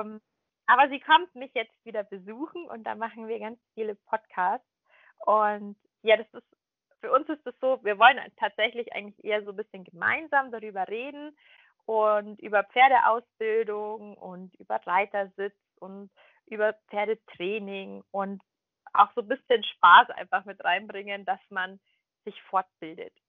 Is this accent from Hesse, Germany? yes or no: no; Munich, Bavaria, Germany; ich komme ja aus München